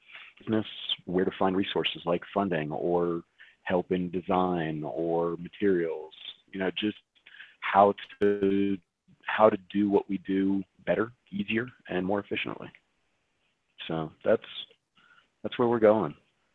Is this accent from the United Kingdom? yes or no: no; Canada; We had speakers from China, we had speakers from all over the US, I'm from Canada.